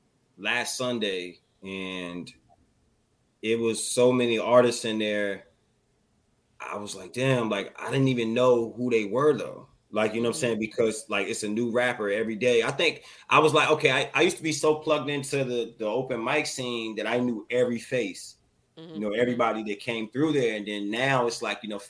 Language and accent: English; Landover, Maryland, United States; moved away; I'm from Landover, Maryland